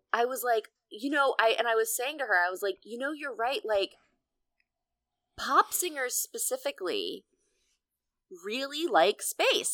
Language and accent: English; Pennsylvania, United States; moved away; I am famously from Pennsylvania.